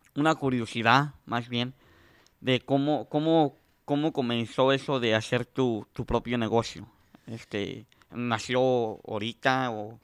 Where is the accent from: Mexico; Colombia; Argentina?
Mexico; now in United States; yo soy de México